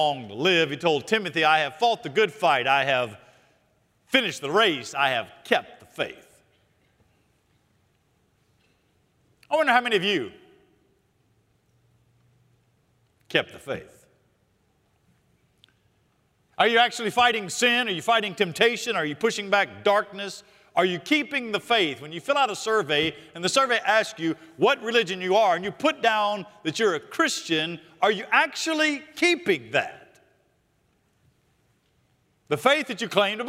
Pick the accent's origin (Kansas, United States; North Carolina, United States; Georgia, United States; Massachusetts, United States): North Carolina, United States; Charlotte; I grew up here in Charlotte, went to Bain Elementary, Northeast Junior High, and Independence High School